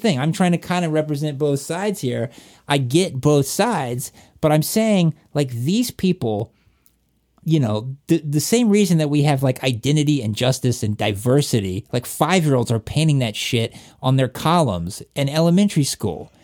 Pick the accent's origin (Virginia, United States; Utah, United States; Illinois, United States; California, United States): Virginia, United States; Appalachia, Southwest; accent: Southern; moved away; also born or lived in Atlanta, Georgia; I'm from Virginia, like, Southwest Virginia in Appalachia